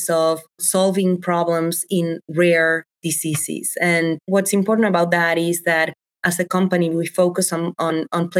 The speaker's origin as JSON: {"language": "English", "region": "Buenos Aires", "country": "Argentina", "tie": "born or raised there", "second_language": "English", "moved": "as an adult", "lives_now": "Chicago, United States", "said": "So, born and raised in Argentina, I come from Buenos Aires."}